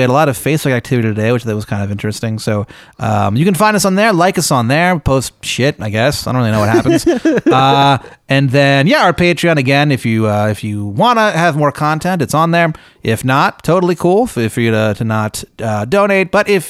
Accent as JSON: {"language": "English", "region": "Virginia", "country": "United States", "said": "Well, you know, I'm originally from Northern Virginia."}